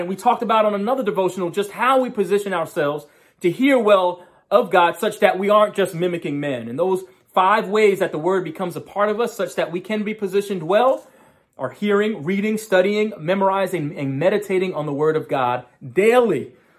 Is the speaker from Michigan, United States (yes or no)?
no; New York, United States; moved away; also born or lived in Loudoun County, Virginia; in my home state of New York